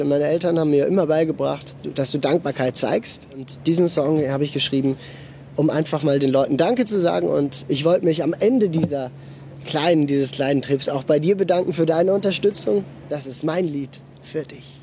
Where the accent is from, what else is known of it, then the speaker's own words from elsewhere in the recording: Basel, Basel-Stadt, Switzerland; ich bin in Basel geboren und aufgewachsen.